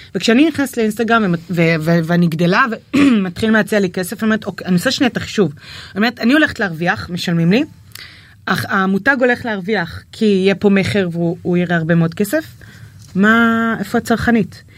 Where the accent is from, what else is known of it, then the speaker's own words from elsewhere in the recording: Nahariya, Northern District, Israel; now in Tel Aviv, Israel; אני מנהריה, מהפריפריה